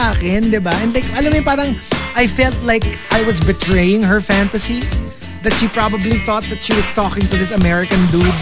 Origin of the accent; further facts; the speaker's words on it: Philippines; Na-upset siya na Pinoy ako.